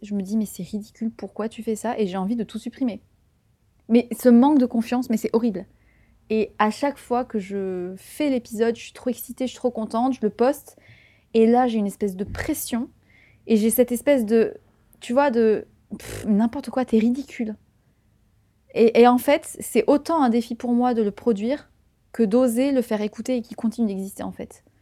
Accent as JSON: {"language": "French", "area": "Tarn", "region": "Occitania", "country": "France", "tie": "born or raised there", "moved": "as an adult", "lives_now": "Paris, France", "said": "J'ai grandi dans le Tarn"}